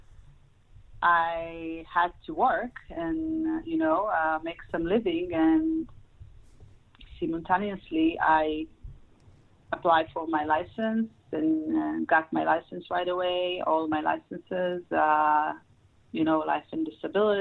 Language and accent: English; Israel; moved away as an adult; now in Los Angeles, United States; I moved to United States from Israel and grew up in Israel, and I am residing in Los Angeles since then